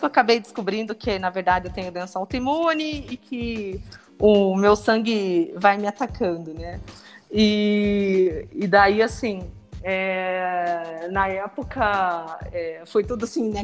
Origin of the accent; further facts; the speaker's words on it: Apucarana, Paraná, Brazil; eu sou do, do, interior do Paraná, né? Sou de Apucarana.